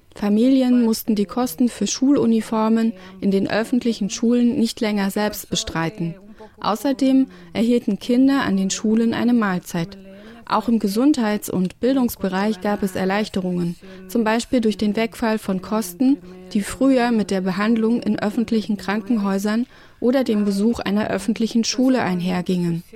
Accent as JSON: {"language": "German", "country": "El Salvador", "said": "Ich bin aus El Salvador."}